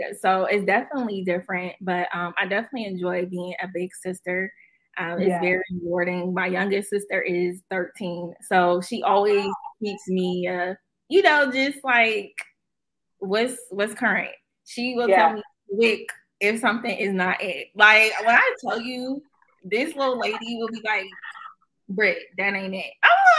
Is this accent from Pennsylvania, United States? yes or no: yes; Erie, Pennsylvania, United States; moved away as an adult; also born or lived in Pittsburgh; now in Maryland, United States; I am from Erie, Pennsylvania. Definitely 814 all day. From Erie. You know, grew up on the Lower East Side as well